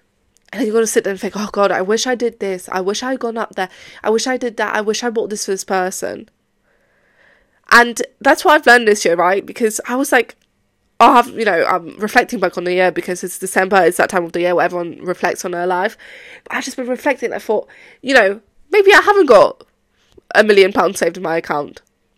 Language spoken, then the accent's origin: English; Poland; now in England, United Kingdom; Well, obviously I've been abroad. I came from Poland to England, but that's not the point.